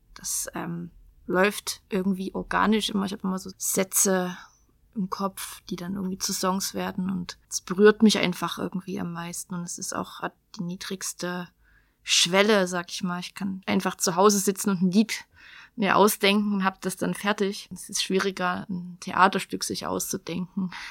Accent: Geringswalde, Saxony, Germany; also born or lived in Rochlitz; now in Chemnitz, Germany; ich bin aus, also in Rochlitz geboren und bin äh, bis zu meinem 17., 18. Lebensjahr habe ich in Geringswalde gelebt

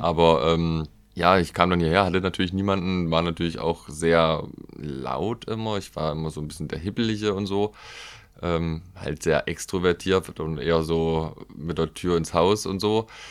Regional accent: Haunetal, Hesse, Germany; moved away; bin ich zurück nach Haunetal 2017

